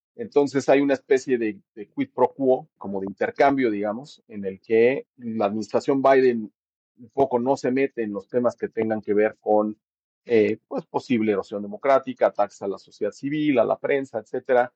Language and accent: Spanish; Mexico; moved away; que somos mexicanos, que estamos viviendo fuera del, país